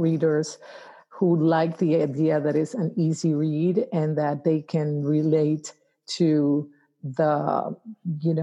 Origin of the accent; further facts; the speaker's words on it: Arecibo, Puerto Rico; now in Atlanta, United States; I am a native islander, grew up in Puerto Rico, born and raised in Arecibo, and I am an islander at heart.